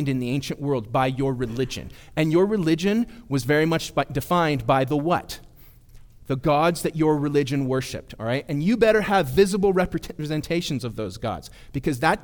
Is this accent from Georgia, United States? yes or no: no; Bay Area, California, United States; moved away; We're from the Bay Area